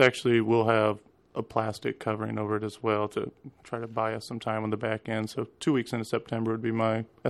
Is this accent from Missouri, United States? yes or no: no; Idaho, United States; also born or lived in San Diego; now in Alaska, United States; Originally, I'm from Idaho. The previous 3 years, I've been here in Alaska. And before that, Alaska, I was in San Diego.